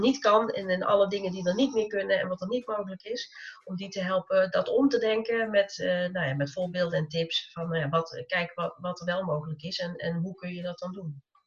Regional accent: North Brabant, Netherlands; accent: zachte G (soft G); ik woon in Brabant, zoals je misschien ongetwijfeld aan mijn zachte G hoort

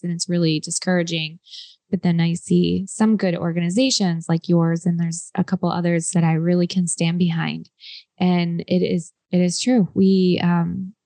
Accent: Michigan, United States; I'm from Michigan

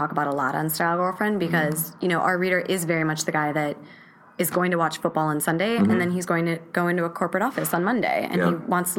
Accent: Wisconsin, United States; I'm from Wisconsin. Like, my favorite thing in the world is fried cheese curds.

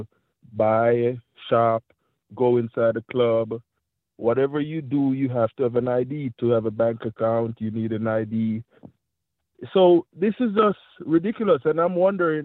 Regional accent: Jamaica; now in Florida, United States; I'm from Jamaica

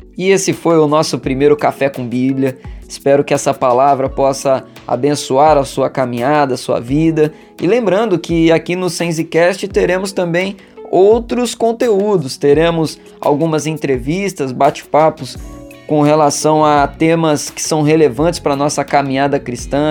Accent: Valença, Brazil; Na minha adolescência, eu cresci na igreja metodista em Valença

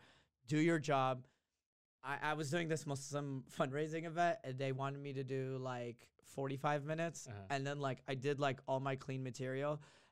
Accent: Yemen; I'll just be like, I'm from Yemen, and this is that.

